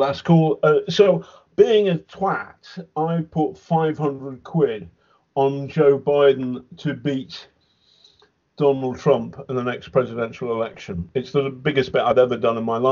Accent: England, United Kingdom; I'm English, but of Irish, Catholic, Liverpool Irish, and then Irish-Irish descent

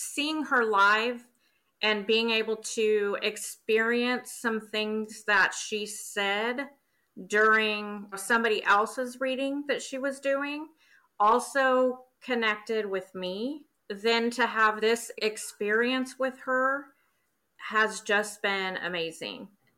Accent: Wichita, Kansas, United States; I'm from Wichita, Kansas.

